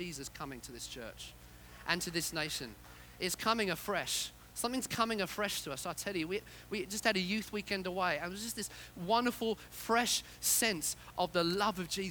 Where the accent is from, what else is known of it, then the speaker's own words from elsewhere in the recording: Yorkshire and the Humber, United Kingdom; I was born in Yorkshire.